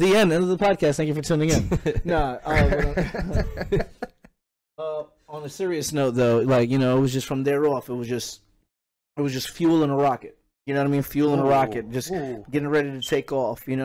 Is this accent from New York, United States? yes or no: yes; New York City, New York, United States; moved away; I am originally from Brooklyn, New York